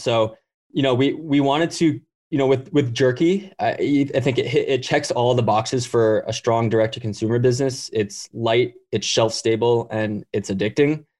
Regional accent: Hawaii, United States; I grew up in Hawaii

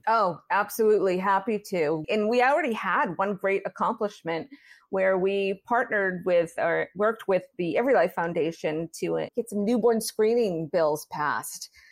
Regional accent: Massachusetts, United States; now in Maryland, United States; I'm originally from Massachusetts

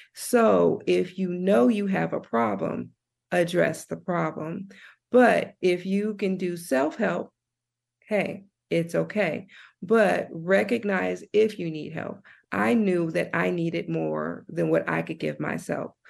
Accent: Compton, California, United States; moved away as an adult; also born or lived in Nashville, Tennessee / Santa Barbara, California; I was born and raised in Compton, California

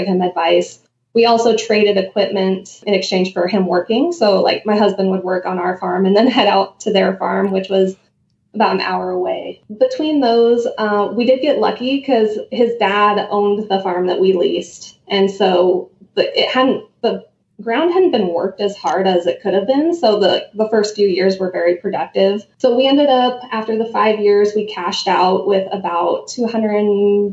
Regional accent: Anaconda, Montana, United States; I grew up here. I grew up in Anaconda.

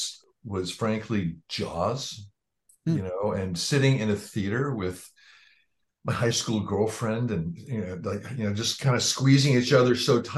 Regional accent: Marin County, California, United States; moved away as an adult; also born or lived in Los Angeles; I came from Marin County, you know, across the Golden Gate Bridge from San Francisco

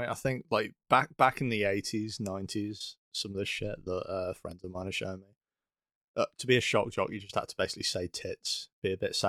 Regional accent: United Kingdom; I'm British

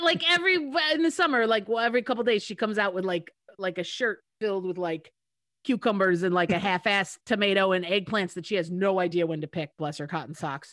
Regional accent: United States; I'm the American sitting in a kiddie pool in France

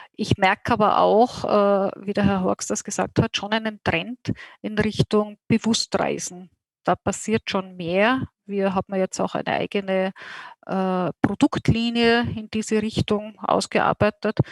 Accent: Austria; als Österreicher

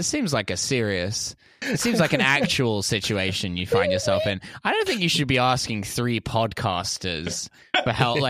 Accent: Essex, East of England, United Kingdom; I was in my hometown in Essex, which I mentioned before the show is the New Jersey of the United Kingdom.

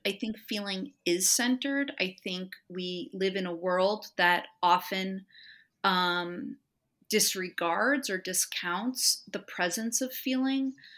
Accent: Los Angeles, California, United States; I grew up in Los Angeles in the eighties

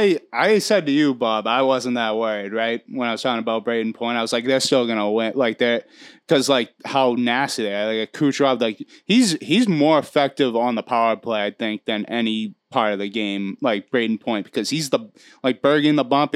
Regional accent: Canada; You're from the United States. I'm from Canada.

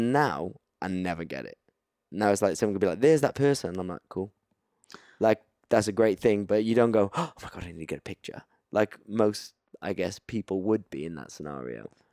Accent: Cardiff, Wales, United Kingdom; I'm from Cardiff.

